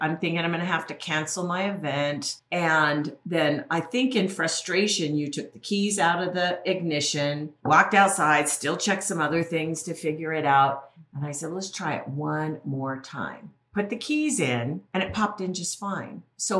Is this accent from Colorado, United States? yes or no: yes; Colorado, United States; So we're from Colorado to Massachusetts a long way.